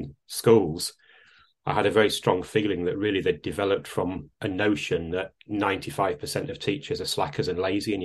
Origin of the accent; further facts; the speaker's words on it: Salford, North West England, United Kingdom; moved away; I am actually a Lancastrian. I was born in Salford.